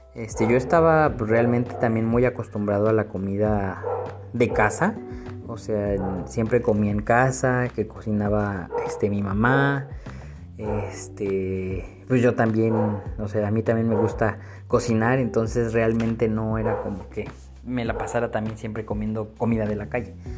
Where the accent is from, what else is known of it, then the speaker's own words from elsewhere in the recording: Mexico City, Mexico; moved away as an adult; now in Torreón, Mexico; yo soy originario de la Ciudad de México. Actualmente estoy viviendo en Torreón, Coahuila.